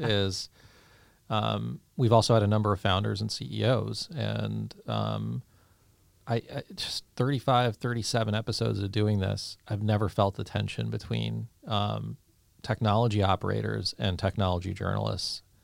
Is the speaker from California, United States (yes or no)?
yes; Saratoga, California, United States; I grew up in Saratoga